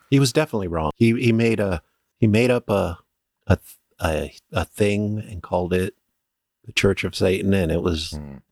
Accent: Antelope Valley, California, United States; we grew up in the Antelope Valley

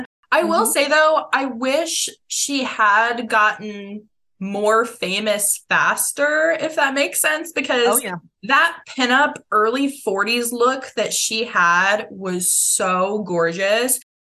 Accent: Palm Springs, California, United States; I grew up in Palm Springs, which is Frank Sinatra's stomping ground.

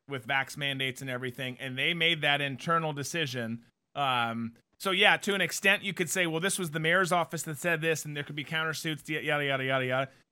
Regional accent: United States; as American citizens

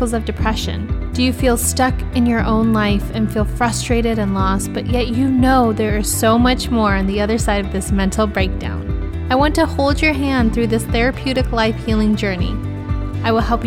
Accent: California, United States; my hometown of the United States out here in California

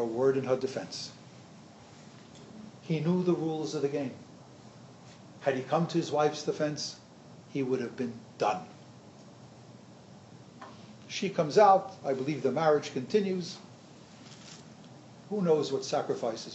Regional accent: New York City, New York, United States; I grew up in the Golden Land in Brooklyn

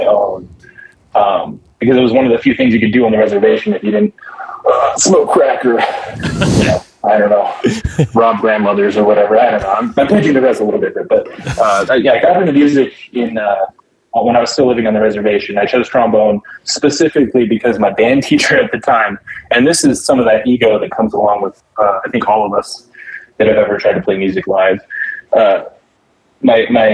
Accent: a reservation in Arizona, United States; I was middle school on the reservation

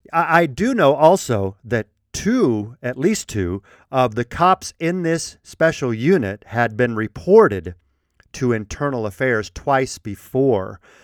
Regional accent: Colorado, United States; I was raised in Colorado

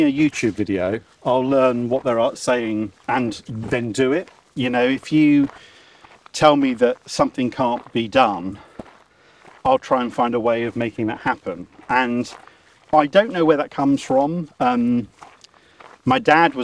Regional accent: Dover, South East England, United Kingdom; I'm a kid from Dover

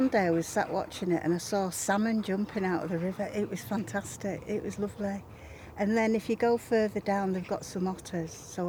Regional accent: Romania; English is a second language; now in United Kingdom; And maybe you can tell I'm not native. So I'm from Romania. So my kids feel like home here and they consider themselves British. Actually, we all are.

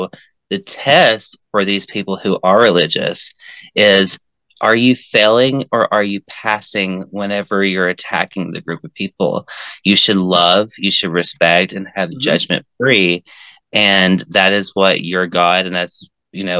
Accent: Tennessee, United States; growing up in Tennessee, because growing up in Tennessee is really different than growing up elsewhere, because we're in the Bible Belt

